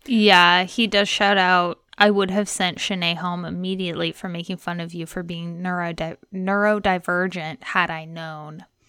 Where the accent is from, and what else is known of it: Texas, United States; moved away; also born or lived in Indiana